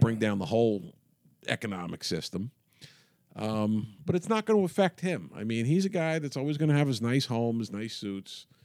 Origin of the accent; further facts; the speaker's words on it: New York City, New York, United States; When I grew up in Queens in the, in the sixties